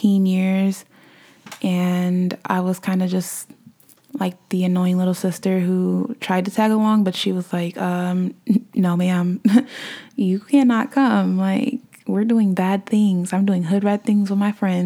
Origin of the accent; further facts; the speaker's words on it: Omaha, Nebraska, United States; also born or lived in Ohio; moved back to my hometown of Omaha, Nebraska